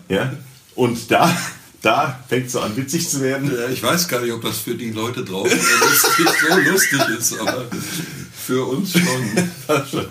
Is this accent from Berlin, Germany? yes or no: no; Wiesbaden, Hesse, Germany; ich wohnte als Kind in der Dreispitzstraße mal eine Zeit lang in Sonnenberg